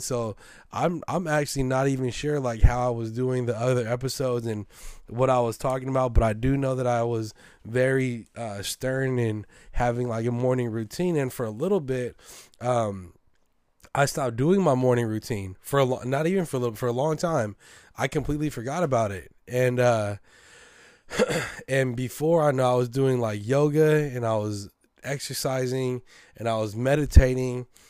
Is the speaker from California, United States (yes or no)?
yes; San Francisco, California, United States; a hundred percent Filipino American, born and raised in San Francisco